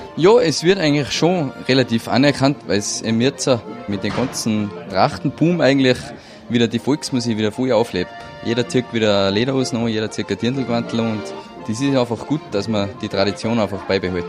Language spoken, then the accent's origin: German; Salzburg, Austria; wir sind aus Salzburg